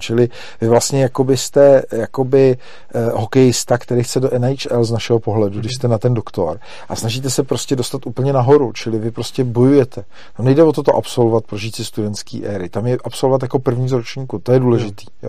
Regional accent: Czechia; my jako my Češi

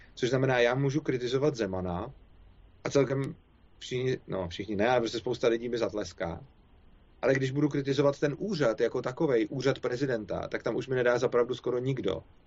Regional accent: Czechia; my Češi

